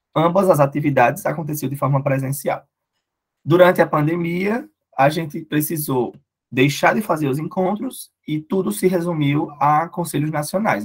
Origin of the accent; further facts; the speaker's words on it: Cuité, Paraíba, Brazil; now in Campina Grande, Brazil; eu não sou de Campina, eu sou da Grande Cuité